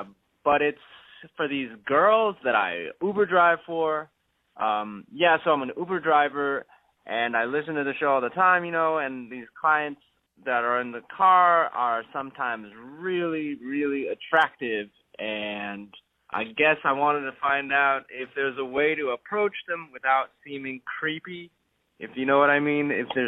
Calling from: Bronxville, New York, United States; I'm listening from Bronxville, New York on 98.5.

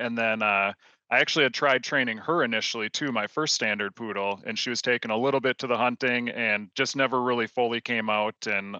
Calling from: Rosemont, Minnesota, United States; I am tuning in from Rosemont, Minnesota

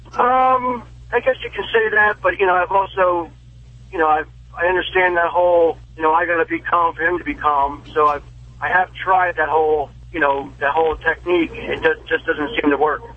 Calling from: New Jersey, United States; Calling from Jersey

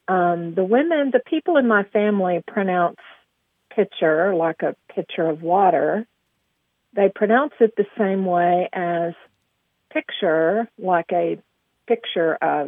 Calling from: Aubrey, Texas, United States; I'm calling from Aubrey, Texas.

